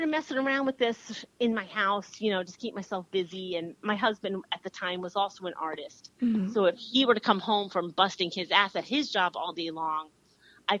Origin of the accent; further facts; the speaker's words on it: Flemington, New Jersey, United States; also born or lived in Austin, Texas; I was born in Jersey City, New Jersey, and then I guess my family was part of what you call the Great White Flight of the early 70s